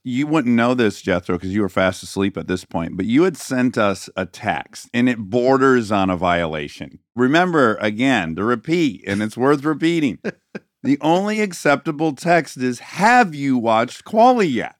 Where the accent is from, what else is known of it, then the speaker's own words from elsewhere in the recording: Michigan, United States; growing up in Michigan on icy roads for half the year